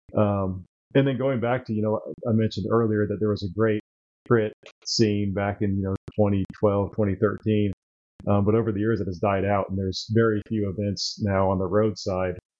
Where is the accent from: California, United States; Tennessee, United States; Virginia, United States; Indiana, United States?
Indiana, United States; Terre Haute; i'm a lifelong hoosier born and raised in indiana um, grew up in terre haute so the west side of the state